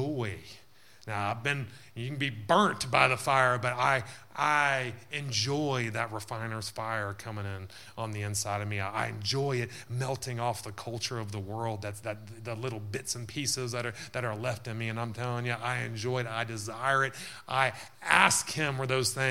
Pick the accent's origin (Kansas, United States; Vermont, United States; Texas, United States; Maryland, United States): Texas, United States; moved away; when we grew up in the South there